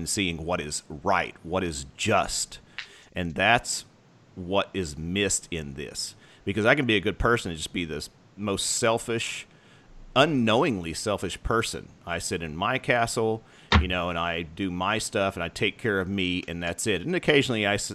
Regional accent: United States; where we come from as as American

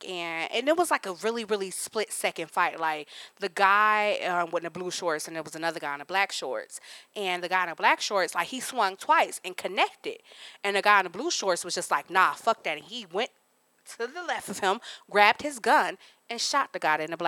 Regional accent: Cleveland, Ohio, United States; we're from Cleveland, Ohio

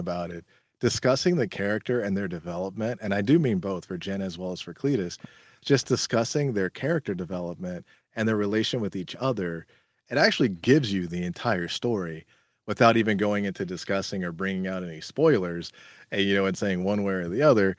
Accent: California, United States; I'm from California

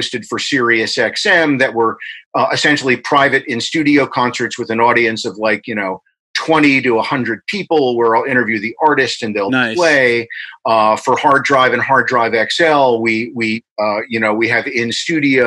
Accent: Englishtown, New Jersey, United States; also born or lived in Newark, New Jersey; I was born in Newark, New Jersey, right near New York City. And when I was like 1 and a half or so, we moved down to what was the middle of nowhere at the time, Englishtown, New Jersey

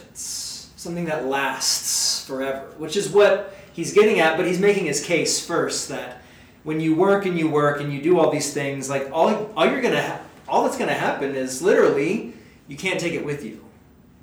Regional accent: United States; I love being an American

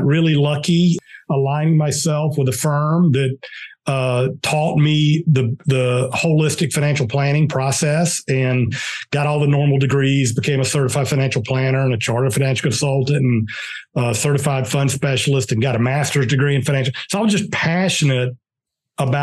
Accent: Pelham, Georgia, United States; now in Atlanta, United States; I grew up in South Georgia, a very small town in South Georgia

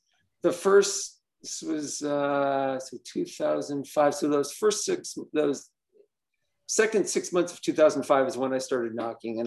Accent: Los Angeles, California, United States; moved away as an adult; now in Denver, United States; I live in Denver, Colorado, but I'm from Southern California. I'm from

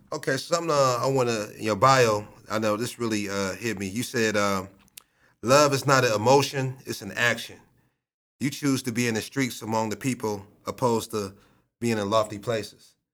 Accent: Akron, Ohio, United States; born or raised there

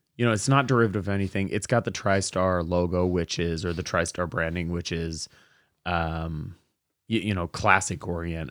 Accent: Portland, United States; moved away; I'm from Portland

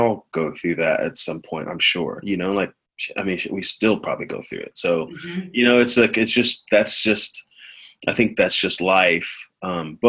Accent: Columbia, Missouri, United States; I grew up in Missouri, Columbia, Missouri, and I grew up in the church. And my parents are immigrants. They're from Nigeria.

